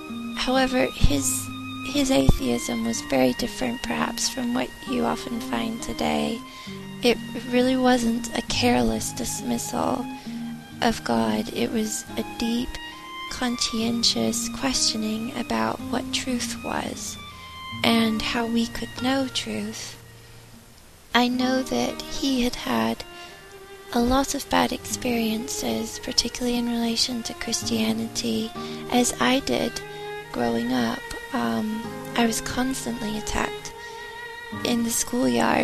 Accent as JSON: {"language": "English", "country": "United States", "also_born_or_lived": "London, United Kingdom / Ivybridge, Devon, United Kingdom / Chicago", "moved": "as an adult", "said": "I'm 31 and I'm from the United States."}